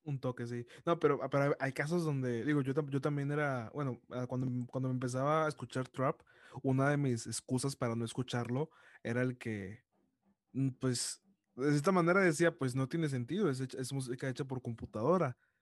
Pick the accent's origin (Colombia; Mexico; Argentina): Mexico; Monterrey, Nuevo León; Yo soy de Monterrey